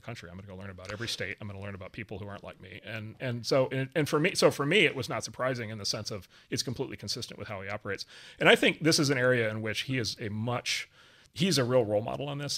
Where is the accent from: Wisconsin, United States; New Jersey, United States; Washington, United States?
Wisconsin, United States; moved away; a farm not far from where I grew up in Wisconsin